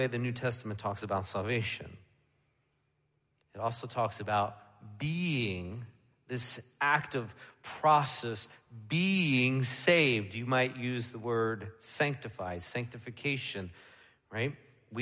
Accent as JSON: {"language": "English", "region": "New York", "country": "United States", "tie": "born or raised there", "moved": "as an adult", "said": "where I grew up in New York"}